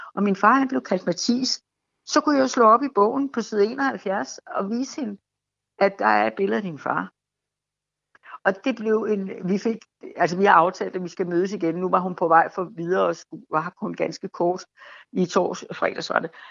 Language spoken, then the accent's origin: Danish; Fredensborg, Capital Region of Denmark, Denmark; jeg bor i mit barndomshjem, og det er 1 i Fredensborg